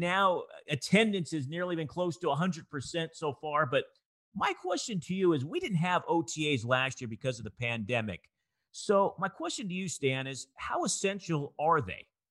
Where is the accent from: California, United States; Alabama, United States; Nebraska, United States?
California, United States; Bay Area; I grew up in the Bay Area, and we had the Oakland Invaders